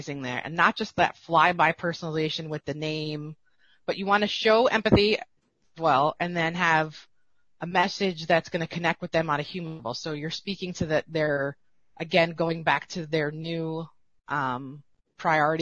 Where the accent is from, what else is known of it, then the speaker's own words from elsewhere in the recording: East Coast, United States; I'm from the East Coast